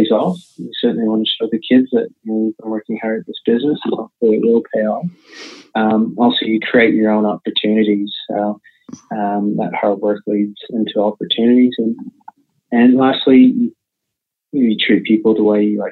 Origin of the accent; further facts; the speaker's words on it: Canada; now in Australia; you might hear it in my voice, my accent, but I'm from Canada. So growing up in Canada